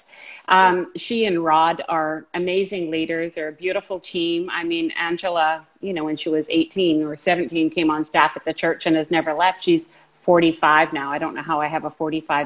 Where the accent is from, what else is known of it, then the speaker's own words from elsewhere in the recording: Vancouver, British Columbia, Canada; Born here, lived here all my life.